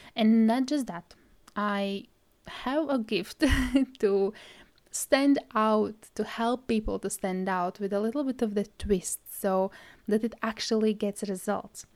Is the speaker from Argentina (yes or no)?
no; Latvia; English is a second language; now in Scotland, United Kingdom; at the moment, I live in Scotland and originally I am from Latvia. Well, if you didn't notice my accent, English is my third language